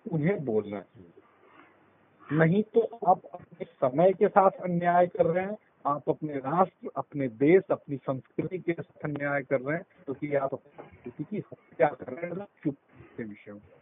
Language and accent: Hindi; Bihar, India; born or raised there